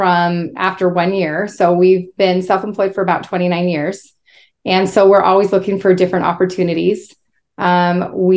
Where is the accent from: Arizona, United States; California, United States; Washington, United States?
Washington, United States; Spokane; I was raised in Spokane, Washington